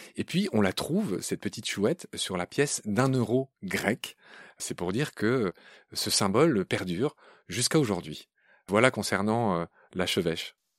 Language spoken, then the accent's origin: French; Lorraine, Grand Est, France; je suis Lorrain